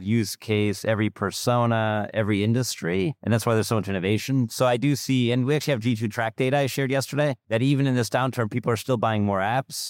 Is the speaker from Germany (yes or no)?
yes; Germany; moved away; I'm from Germany originally